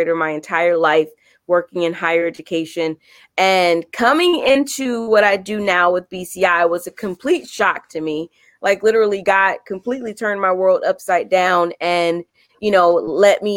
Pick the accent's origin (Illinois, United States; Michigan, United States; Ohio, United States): Illinois, United States; Chicago; my hometown is Chicago, and I still am here in Chicago. Love it here. Been here my entire life, worked here, grew up here